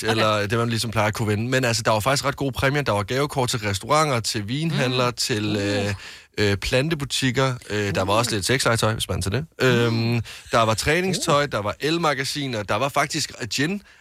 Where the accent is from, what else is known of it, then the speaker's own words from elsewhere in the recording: Jutland, Denmark; also born or lived in Varde; now in Copenhagen, Denmark; Jeg er jo fra Jylland